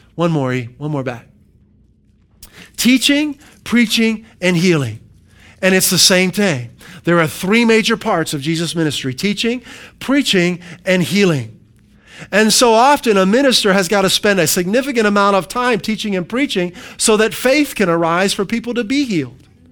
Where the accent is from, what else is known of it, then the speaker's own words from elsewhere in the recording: Pennsylvania, United States; moved away; when I grew up in Pennsylvania